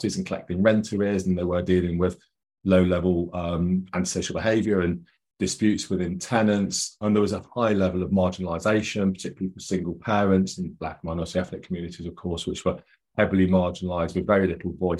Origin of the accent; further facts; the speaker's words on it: Nottingham, East Midlands, United Kingdom; I grew up in Nottingham in the East Midlands here in the UK.